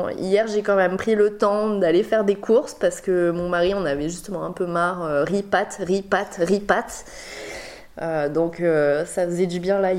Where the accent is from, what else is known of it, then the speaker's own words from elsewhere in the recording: Bordeaux, Nouvelle-Aquitaine, France; born there; je suis née à Bordeaux, euh, donc, euh, mais j'ai pas vécu euh, et j'ai pas énormément de souvenirs, voilà, parce que j'étais vraiment petite.